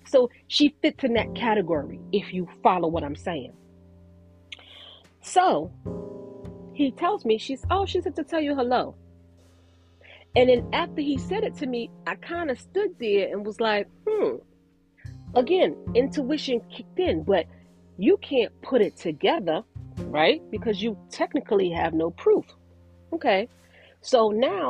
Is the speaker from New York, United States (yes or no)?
yes; New York, United States; moved away; I'm from New York. I don't live in New York, but I'm from New York